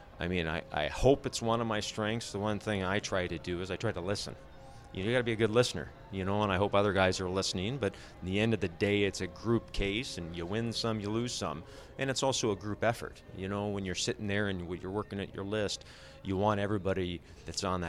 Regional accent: Alaska, United States; moved away; I'm originally from Alaska, but I moved down to play, you know, hockey in the States, and that's where I've got roots now

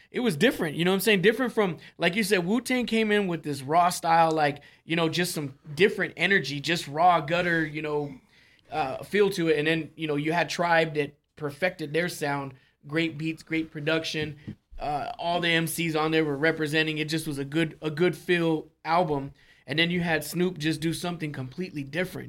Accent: California, United States; moved away; I was born in Cali, man, and I you know I have a lot of family out there

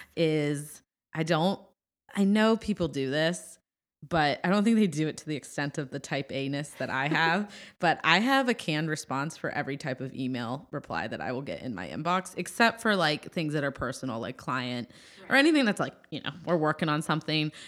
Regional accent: Midwest, United States; moved away; I'm from the Midwest

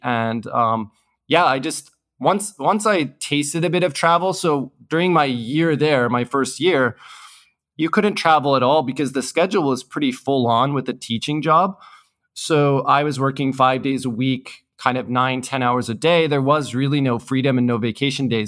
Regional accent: Canada; moved away as an adult; also born or lived in Hong Kong / South Korea; I grew up and studied in Canada.

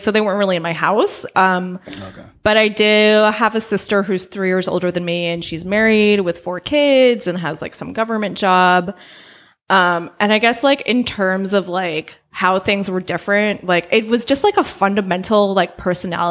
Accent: Albany, California, United States; also born or lived in Oakland, California; I was born in Oakland and I grew up in Albany.

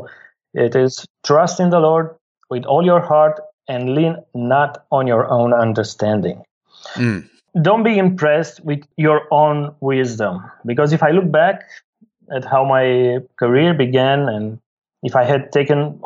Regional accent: Bucharest, Romania; I'm from Bucharest, Romania.

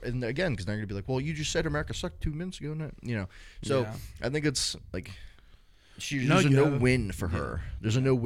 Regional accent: United States; As an American

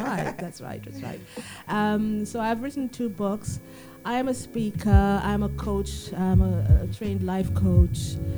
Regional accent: Canada; moved away as an adult; also born or lived in Trinidad and Tobago; now in United Kingdom; I was born in Trinidad. And I did my high school in Canada. And then I came here at 21 to the UK to study nursing.

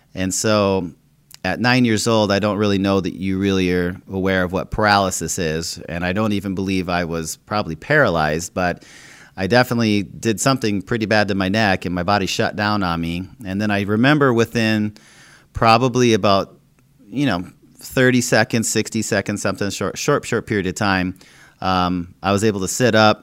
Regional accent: Minnesota, United States; when I was growing up in Minnesota

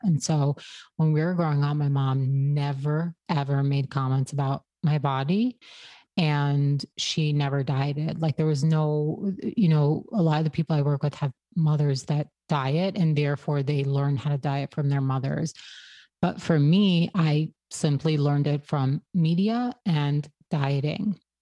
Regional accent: Brooklyn, New York, United States; I grew up in an Orthodox Hasidic community in Brooklyn

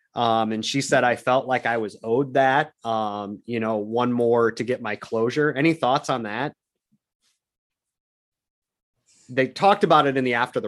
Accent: Newton, United States; this was a thing in Newton in my hometown.

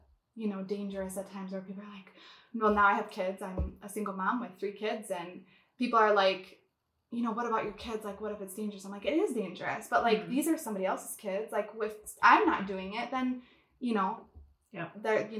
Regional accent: Wisconsin, United States; now in Minnesota, United States; I moved back to Minnesota, which is where I'm from Wisconsin. But I moved back where my family was here in Minnesota

